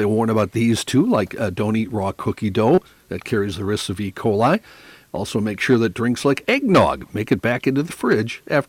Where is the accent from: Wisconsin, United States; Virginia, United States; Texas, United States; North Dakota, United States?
North Dakota, United States; moved away; I grew up in North Dakota